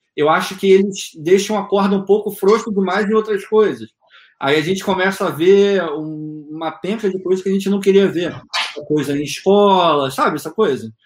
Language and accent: Portuguese; Rio de Janeiro, Brazil; moved away as an adult; now in United States; eu sou do Rio de Janeiro